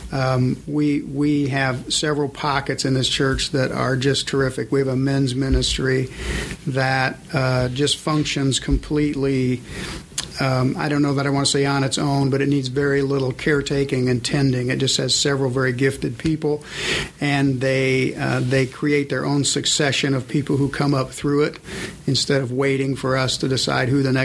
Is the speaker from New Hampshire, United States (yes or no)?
no; Indiana, United States; also born or lived in Michigan; I was born in Michigan, but lived my whole life all around Indiana